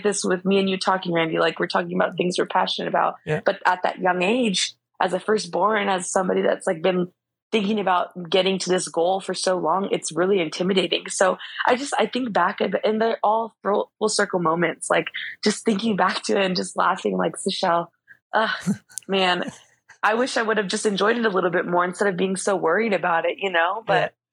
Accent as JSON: {"language": "English", "town": "Chula Vista", "region": "California", "country": "United States", "tie": "born or raised there", "said": "I'm a kid from Chula Vista"}